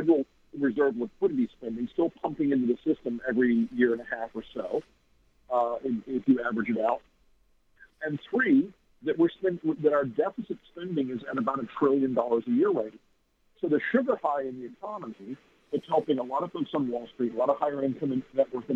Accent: Florida, United States; I grew up in Florida

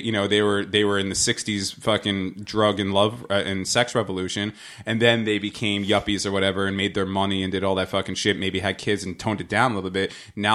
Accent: New Jersey, United States; I'm from New Jersey

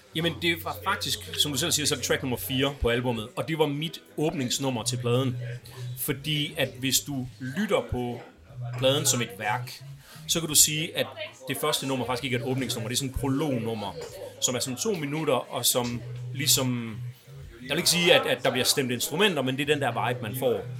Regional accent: Aarhus, Central Denmark Region, Denmark; født og opvokset i Aarhus

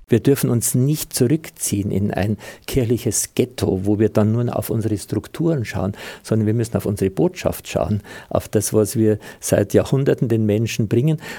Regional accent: Ingolstadt, Bavaria, Germany; Ich habe den Kontakt zu meiner Heimat in Ingolstadt und vor allem auch zu meiner Heimatpfarrei, in der ich groß geworden bin, aufgewachsen bin

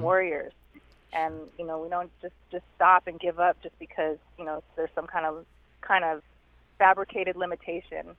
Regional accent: Southern California, United States; I'm from uh, from California, born and raised in Southern Cali

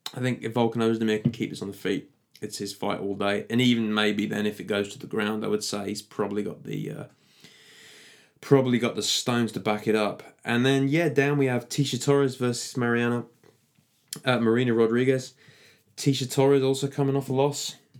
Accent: United Kingdom

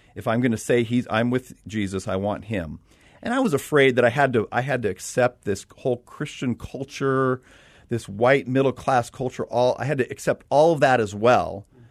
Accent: Los Angeles, California, United States; moved away as an adult; I'm from Los Angeles

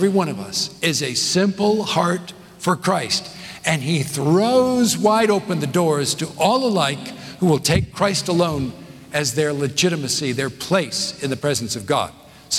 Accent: Southern California, United States; also born or lived in northeast of Scotland; now in Nashville, United States; I grew up in Southern California.

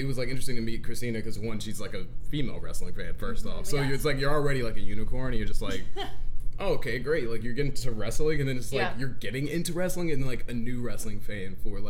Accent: St. Louis, Missouri, United States; I am from St. Louis.

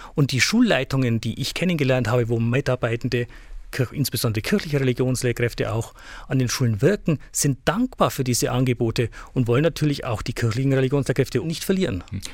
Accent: Hilpoltstein, Bavaria, Germany; also born or lived in Augsburg; now in Ingolstadt, Germany; Ich stamme aus der Diözese Eichstätt, aus Hilpolstein genauer gesagt, wurde da groß

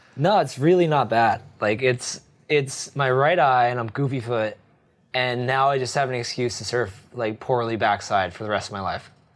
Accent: New Jersey, United States; now in France; I grew up in New Jersey

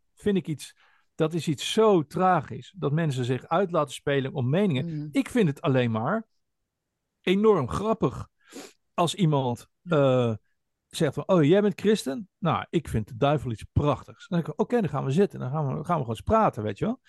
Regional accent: Netherlands

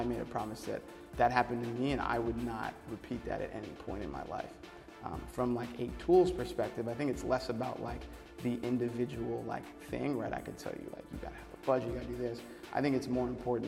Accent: New Hampshire, United States; I grew up in New Hampshire.

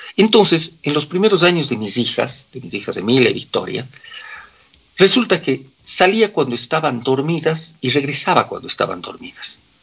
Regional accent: Cuenca, Azuay, Ecuador; accent: cuencano; moved away as an adult; now in Quito, Ecuador; toda la vida seguiré hablando como cuencano. Yo digo siempre, soy cuencano de nacimiento, quiteño de corazón

